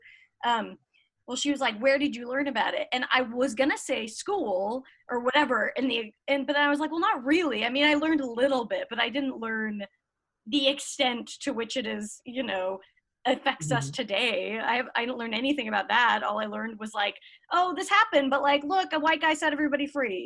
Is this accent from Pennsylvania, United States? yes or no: no; Salt Lake City, Utah, United States; moved away as an adult; also born or lived in Sacramento, California; now in Los Angeles, United States; I grew up in Salt Lake City, so as we yeah. can imagine, very, very white